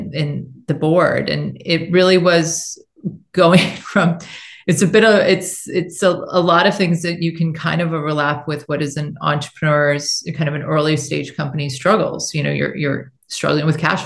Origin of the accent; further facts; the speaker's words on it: United States; moved away as an adult; also born or lived in China; I felt like I've been gone from my home country for 18 years.